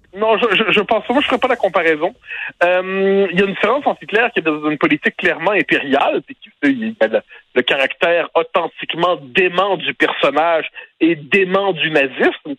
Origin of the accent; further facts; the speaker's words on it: Quebec, Canada; quand on est québécois